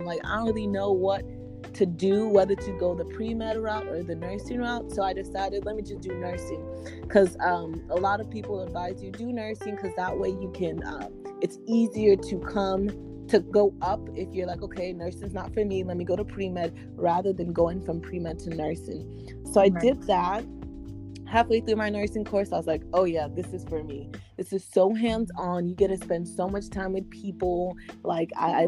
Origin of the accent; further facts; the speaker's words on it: Texas, United States; also born or lived in Nigeria; I'm a Nigerian born, Texas raised